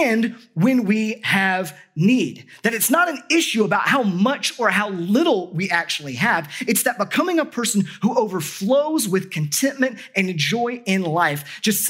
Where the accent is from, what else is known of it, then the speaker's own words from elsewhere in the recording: United States; as an American